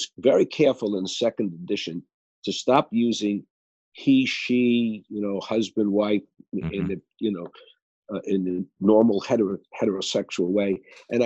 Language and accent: English; New York City, New York, United States; moved away; I might have gone to Princeton and Yale, but I was born in Brooklyn